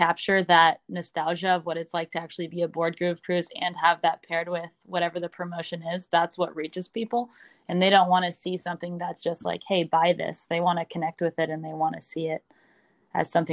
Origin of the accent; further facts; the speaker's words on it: San Francisco Bay Area, California, United States; I'm from the San Francisco Bay Area. I've always been a West Coast girl